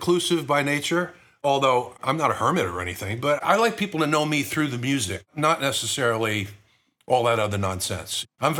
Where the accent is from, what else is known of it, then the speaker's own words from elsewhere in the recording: Pennsylvania, United States; Yeah, outside of that, in Chester County and Montgomery County, Pennsylvania.